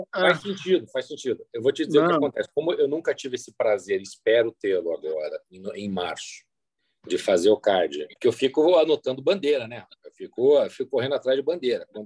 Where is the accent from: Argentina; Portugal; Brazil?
Argentina; accent: Argentine; tá claro, tá claro que o meu sotaque é de argentino quando eu falo espanhol.